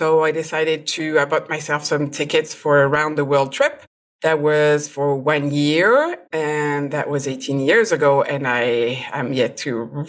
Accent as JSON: {"language": "English", "country": "France", "second_language": "English", "lives_now": "United States", "said": "I am a food and product photographer. I am originally from France, but I moved a lot. But currently I am in the US, in Virginia, close to Washington, D.C."}